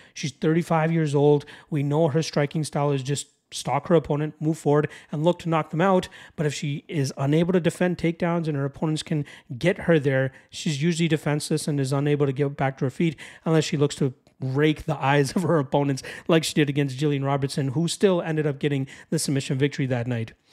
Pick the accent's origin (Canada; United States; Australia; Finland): Canada; Toronto, Ontario; my hometown of Toronto, Ontario, Canada. I guess I'm just outside of Toronto